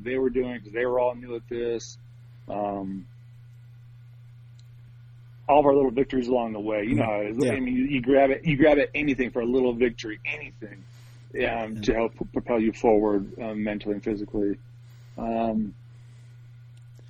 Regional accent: Port Angeles, Washington, United States; I grew up on the west coast of Washington

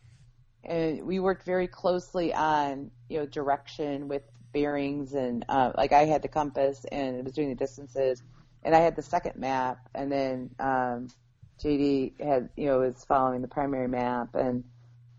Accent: United States; this American girl

